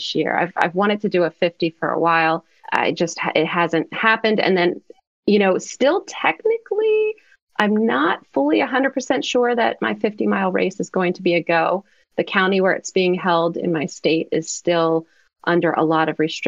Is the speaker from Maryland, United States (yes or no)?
yes; Maryland, United States; I'm from Maryland